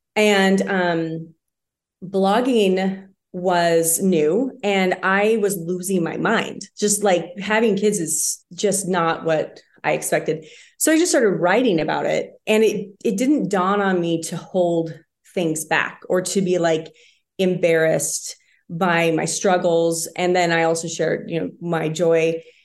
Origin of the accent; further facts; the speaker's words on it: Spokane, Washington, United States; now in Idaho, United States; I grew up in Spokane, so we spent lots of time in northern Idaho